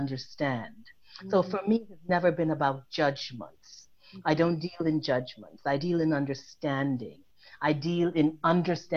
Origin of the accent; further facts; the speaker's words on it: Trinidad & Tobago; now in New York, United States; I was born in Trinidad and Tobago